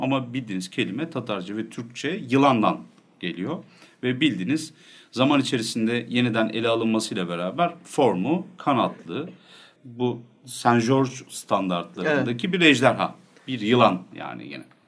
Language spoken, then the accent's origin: Turkish; Nevşehir, Turkey; ben Nevşehirliyim.